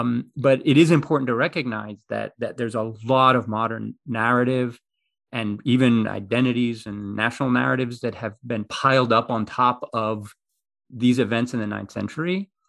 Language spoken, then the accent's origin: English; Greece; So the funny thing is I grew up in Greece, right? But I couldn't speak Greek until I went to kindergarten, because there's raised by my mother, who's American.